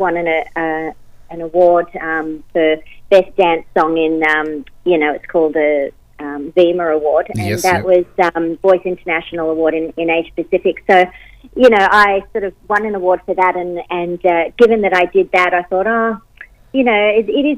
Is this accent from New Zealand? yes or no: no; Australia; I'm born here and I've lived here pretty much all my life.